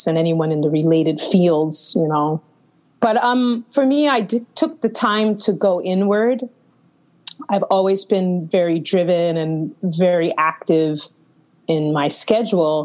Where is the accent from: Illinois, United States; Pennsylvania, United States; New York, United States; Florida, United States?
New York, United States; New York City; also born or lived in Istanbul, Turkey; I'm from New York City, as you know, but I decided to quarantine and do those months in Istanbul, Turkey